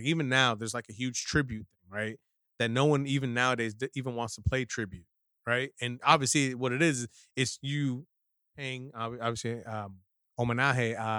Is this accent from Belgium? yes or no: no; Maryland, United States; also born or lived in New York; Then I was born in Manhattan. Then that shit happened. Back down to Maryland. And then, you know, I went to a few freaking elementary schools down in like PG County and shit like that.